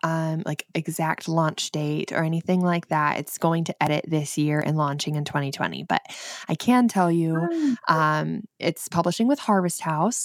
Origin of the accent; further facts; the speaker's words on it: Michigan, United States; accent: northern Michigan; But that is where that is where my accent is from. We're only 2 hours south of Canada, so very northern Michigan.